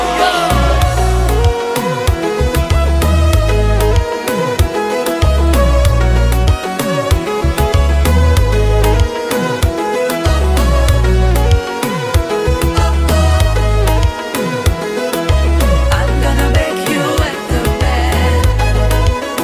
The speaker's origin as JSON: {"language": "English", "town": "New York City", "region": "New York", "country": "United States", "said": "I'm from Brooklyn."}